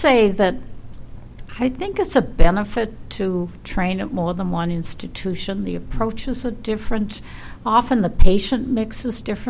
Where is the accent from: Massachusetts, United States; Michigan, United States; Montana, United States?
Massachusetts, United States; Boston; I was born in Boston, grew up in Boston, went to Boston College, which was a local school